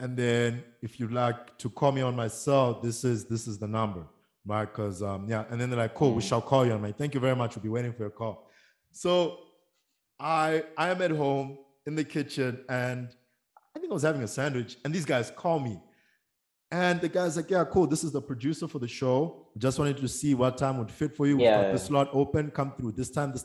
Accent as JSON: {"language": "English", "country": "Eswatini", "tie": "born or raised there", "said": "I'm based in Mbawane, Eswatini"}